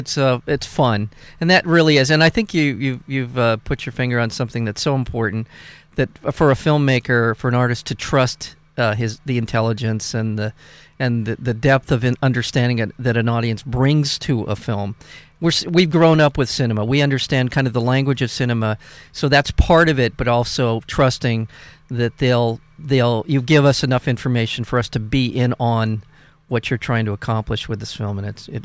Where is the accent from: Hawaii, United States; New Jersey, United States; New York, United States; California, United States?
California, United States; Long Beach; I'm a Long Beach guy. I was born in Long Beach. My parents, grandparents were raised